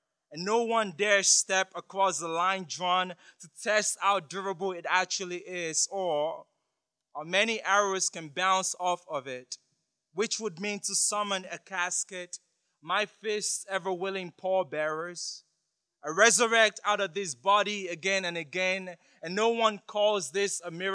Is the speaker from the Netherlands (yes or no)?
no; Nigeria; I'm from Nigeria